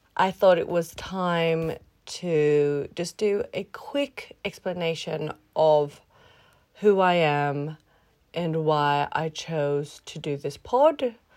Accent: Australia; first language English; moved away as an adult; also born or lived in Philippines; now in Sweden; I'm half Swedish, I'm half Filipino, and I grew up in Australia

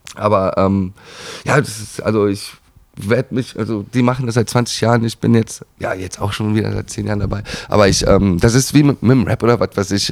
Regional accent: Schwalmtal, North Rhine-Westphalia, Germany; moved away; also born or lived in Düsseldorf; in mein Heimatdorf nach Waldnil, Schwalmtal Waldnil gezogen

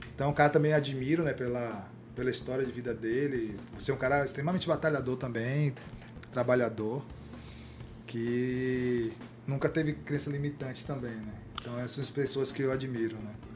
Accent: Salvador, Bahia, Brazil; moved away as an adult; now in São Paulo, Brazil; bairro de onde eu vim, né? Que é de Mussurunga, Salvador

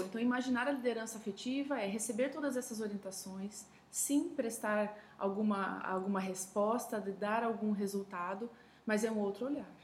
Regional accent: São Paulo, Brazil; sou paulistana de nascimento

